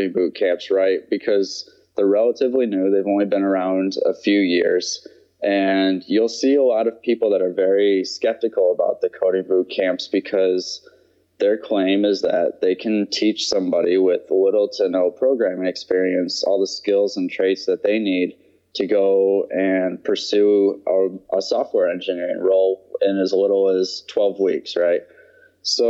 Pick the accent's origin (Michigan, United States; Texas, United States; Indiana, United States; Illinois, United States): Michigan, United States; moved away as an adult; also born or lived in North Carolina / Wisconsin / Georgia; I grew up in Michigan